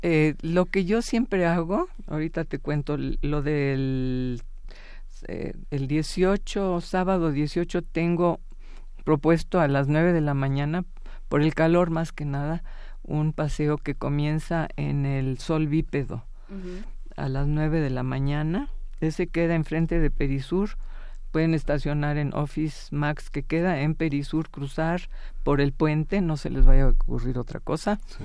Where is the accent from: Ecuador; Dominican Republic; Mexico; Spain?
Mexico